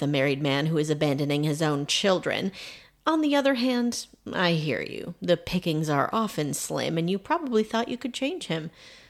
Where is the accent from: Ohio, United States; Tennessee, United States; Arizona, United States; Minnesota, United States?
Minnesota, United States; Thief River Falls; moved away; This is my hometown, the most interesting place on Earth.